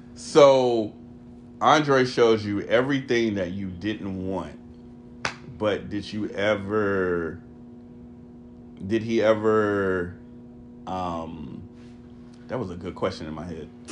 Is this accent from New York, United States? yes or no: no; Texas, United States; being from Texas